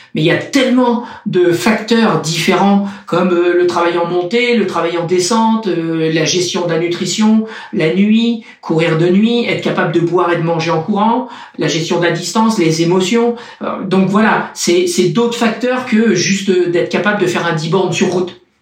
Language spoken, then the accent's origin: French; Châtellerault, Nouvelle-Aquitaine, France; moved away as an adult; also born or lived in La Rochelle / Cannes / Nice area; Un pays plat. Un pays plat. Mais vraiment très plat. J'habitais dans un petit village qui s'appelle Châtellerault, donc dans la, dans la Vienne.